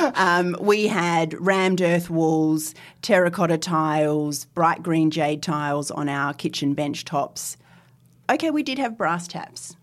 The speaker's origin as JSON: {"language": "English", "region": "Northern Territory", "country": "Australia", "tie": "born or raised there", "moved": "yes", "lives_now": "Sydney, Australia", "said": "as a small child, I was brought up in the Northern Territory."}